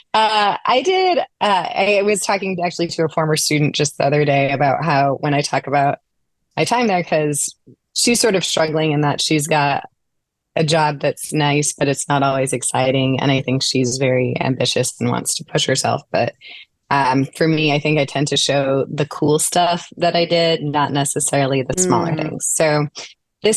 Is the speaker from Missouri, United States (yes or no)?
yes; St. Louis, Missouri, United States; moved away as an adult; also born or lived in Kirkwood, Missouri; I was born and raised in St. Louis and later on sort of more specifically Kirkwood